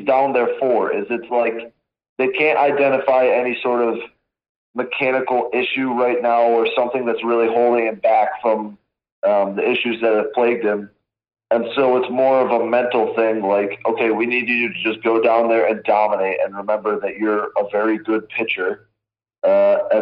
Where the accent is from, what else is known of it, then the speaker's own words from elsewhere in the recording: Western Michigan, United States; growing up in Western Michigan, like lakes everywhere